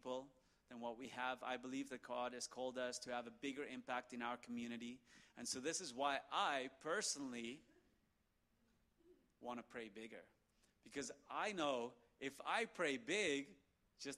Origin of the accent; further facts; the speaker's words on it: South Africa; I'm South African.